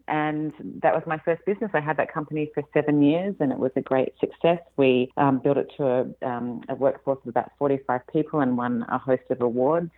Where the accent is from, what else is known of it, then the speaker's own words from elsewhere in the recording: Australia; moved away as an adult; now in California, United States; you can probably tell from my accent that I'm not from here. I'm Australian originally and moved to California five years ago now